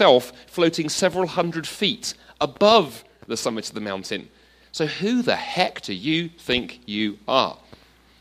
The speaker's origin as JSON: {"language": "English", "region": "London", "country": "United Kingdom", "tie": "born or raised there", "also_born_or_lived": "Toronto, Canada", "moved": "as an adult", "said": "I grew up in London, then I lived in Toronto for 7 years until quite recently."}